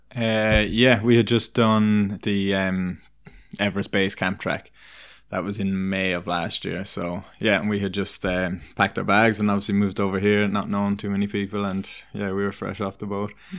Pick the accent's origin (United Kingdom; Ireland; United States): Ireland; moved away as an adult; now in British Columbia, Canada; where I grew up in Ireland, I, I grew up in a, you're either kind of in a town or in, more in the country, and I grew up in a town